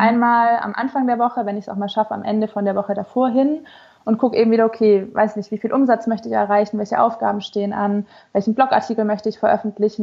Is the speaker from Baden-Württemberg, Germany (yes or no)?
yes; Stuttgart, Baden-Württemberg, Germany; now in Hannover, Germany; meine Familie ist in Stuttgart